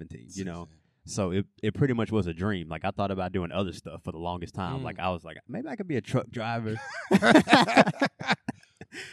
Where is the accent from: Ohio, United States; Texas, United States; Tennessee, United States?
Tennessee, United States; Memphis; From Memphis, Tennessee, born and raised